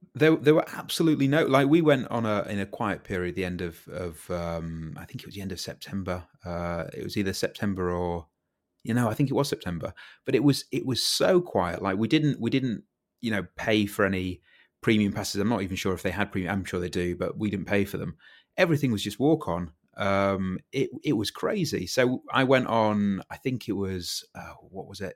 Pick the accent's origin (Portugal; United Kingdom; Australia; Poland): United Kingdom; as a Brit